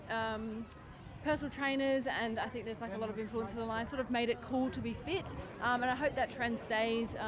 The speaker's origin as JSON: {"language": "English", "town": "Adelaide", "region": "South Australia", "country": "Australia", "said": "I'm from Adelaide, South Australia"}